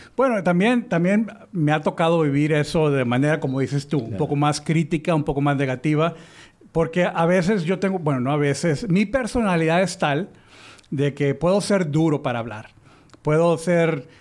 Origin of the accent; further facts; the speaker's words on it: Mexico; le decimos en México